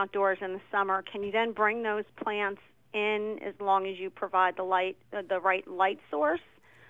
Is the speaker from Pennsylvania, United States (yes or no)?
yes; Allentown, Pennsylvania, United States; I hail from Allentown.